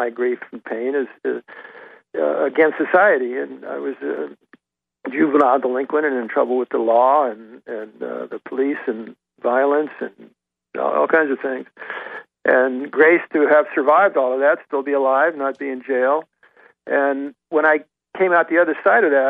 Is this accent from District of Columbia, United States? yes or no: yes; Washington, District of Columbia, United States; growing up in Washington, D.C.